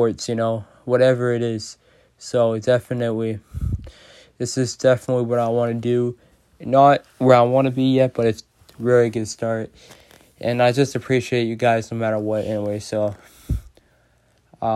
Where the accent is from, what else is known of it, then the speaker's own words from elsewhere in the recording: Boston, Massachusetts, United States; I'm from Massachusetts, Boston. I think when you're just from Boston, you just care about sports a lot. So I think me growing up in Boston